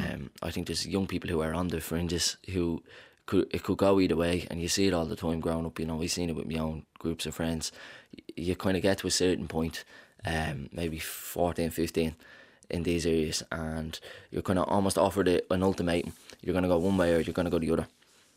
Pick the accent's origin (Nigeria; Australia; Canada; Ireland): Ireland; Dublin, Leinster; I'm from Ballymun